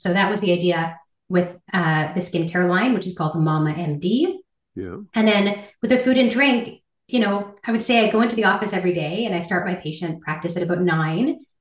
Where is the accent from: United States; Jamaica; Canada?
Canada; Ottawa, Ontario; I grew up in Ottawa, and I am one of four children